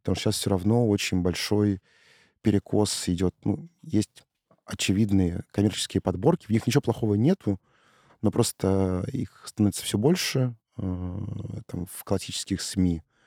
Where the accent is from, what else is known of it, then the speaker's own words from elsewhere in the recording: Saint Petersburg, Russia; я из э, Петербурга